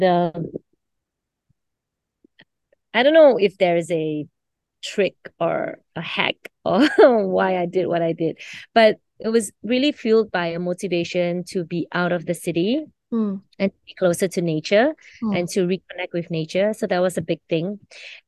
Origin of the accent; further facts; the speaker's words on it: Kota Kinabalu, Sabah, Malaysia; I'm actually from Sabah, from